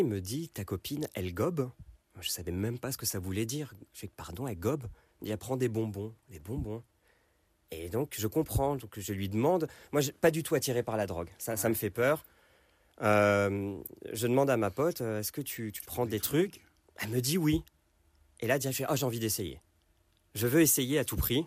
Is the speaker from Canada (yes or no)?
no; Paris, Île-de-France, France; je suis né à Paris, dans le 15e